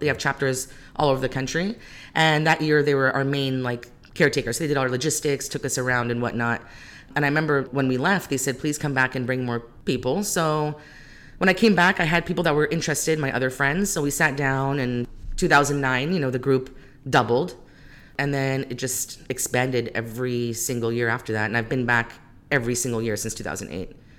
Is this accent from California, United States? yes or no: yes; Modesto, California, United States; born or raised there; also born or lived in Greece / Calgary, Alberta, Canada / Iraq